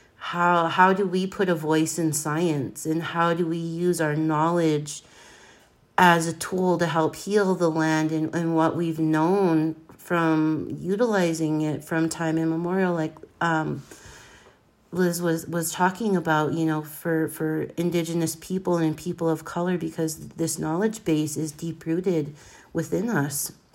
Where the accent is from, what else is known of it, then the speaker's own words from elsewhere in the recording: Blackfeet Nation, Montana, United States; I'm from the Blackfeet Nation, born and raised. I grew up on my family ranch